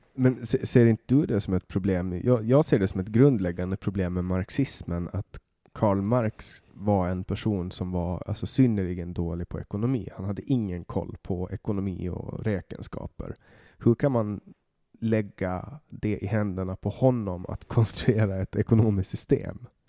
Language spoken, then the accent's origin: Swedish; Åland Islands; jag kommer ju från Åland Åland är en ö